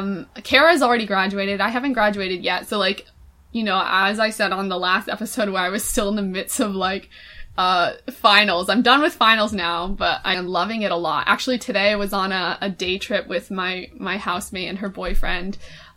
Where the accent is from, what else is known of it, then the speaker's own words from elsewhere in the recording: Manchester, North West England, United Kingdom; Last night, there was a tragedy in my hometown of Manchester.